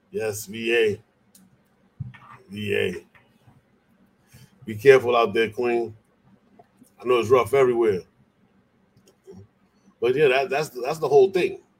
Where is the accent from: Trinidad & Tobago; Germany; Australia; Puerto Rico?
Puerto Rico; I'm from Puerto Rico. We, we, you know, Puerto Rico and DC, they commonwealths.